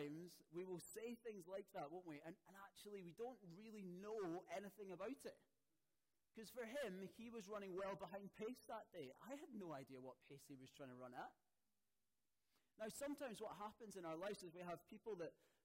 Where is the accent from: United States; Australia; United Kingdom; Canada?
United Kingdom; Scotland; now in Poole, United Kingdom; especially as a Scotsman